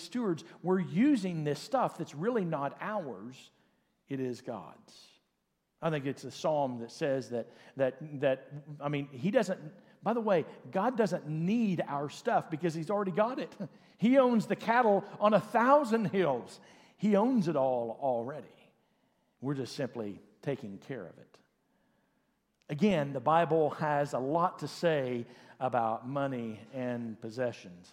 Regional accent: Oklahoma, United States; born or raised there; also born or lived in Enid, Oklahoma

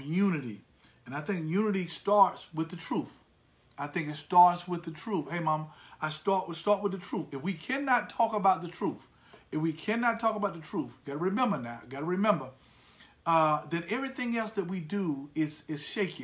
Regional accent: United States; I am an American uh, to my core.

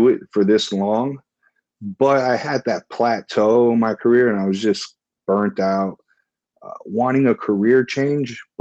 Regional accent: Miami, Florida, United States; I'm born and raised in Miami, Florida.

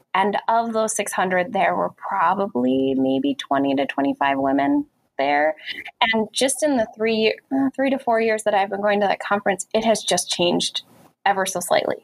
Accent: Chicago, Illinois, United States; moved away; I'm originally from Chicago, the Chicago area

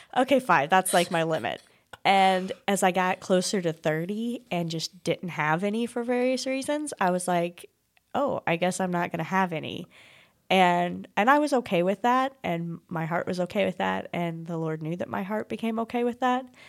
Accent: Desloge, Missouri, United States; I grew up in Deloge

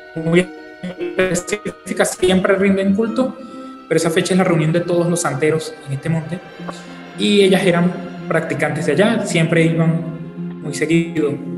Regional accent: Venezuela; now in Mexico; soy venezolano, actualmente resido en México.

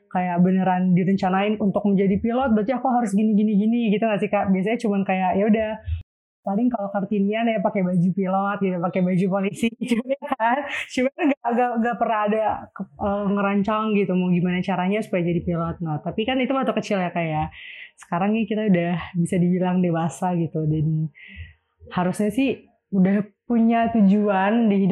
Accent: Depok, West Java, Indonesia; Aku dari Depok.

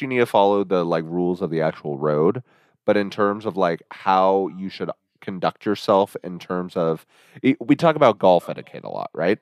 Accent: Midwest, United States; also born or lived in Kansas; we're from the Midwest

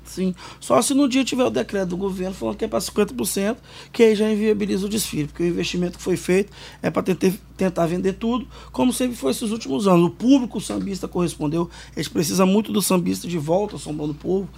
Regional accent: Vitória, Espírito Santo, Brazil; Não sou de Mário Cipreste, mas sou do Morro do Quadro, que é adjacência ali.

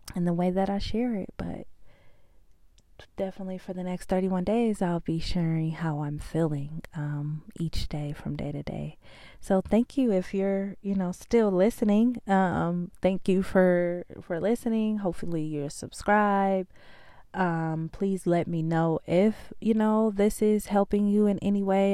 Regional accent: California, United States; now in Georgia, United States; I'm from California. I live in Georgia now.

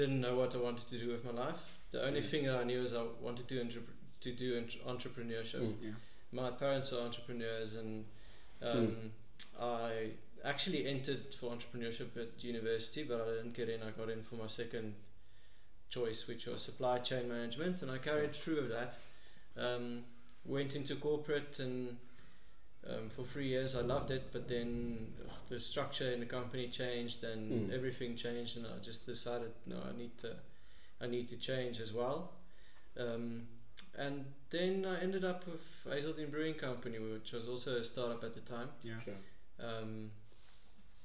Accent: Pretoria, Gauteng, South Africa; I'm a guy from Pretoria

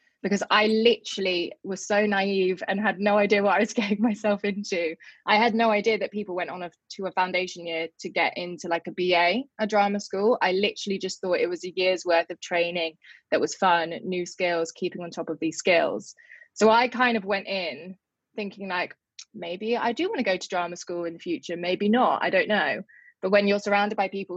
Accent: Surrey, South East England, United Kingdom; I'm from Surrey. I just went to school.

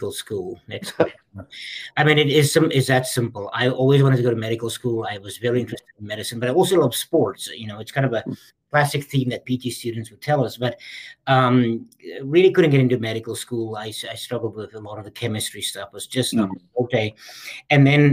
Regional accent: South Africa; moved away; I was born and raised in South Africa

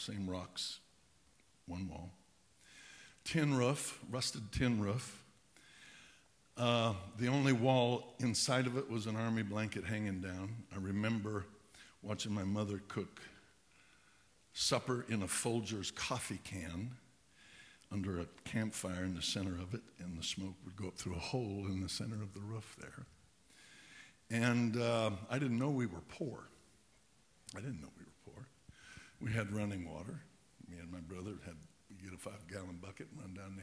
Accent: Pueblo, Colorado, United States; also born or lived in Cañon City, Colorado / Rye, Colorado; my mother married my stepdad, and we moved from Pueblo

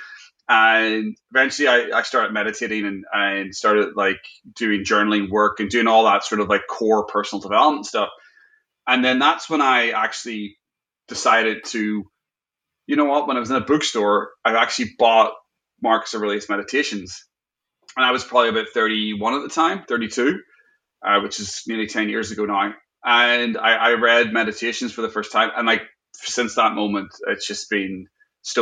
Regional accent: Northern Ireland, United Kingdom; I grew up in Northern Ireland

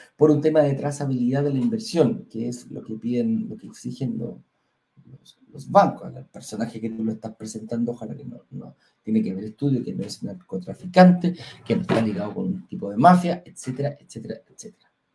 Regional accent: Chile; en Chile tenemos una forma distinta de pagar

